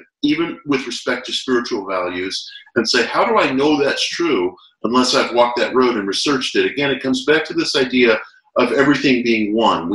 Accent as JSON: {"language": "English", "country": "United States", "said": "as an American"}